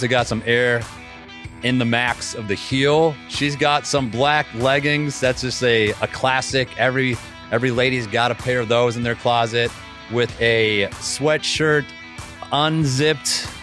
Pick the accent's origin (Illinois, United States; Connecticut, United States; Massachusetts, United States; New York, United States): Massachusetts, United States; I grew up in Massachusetts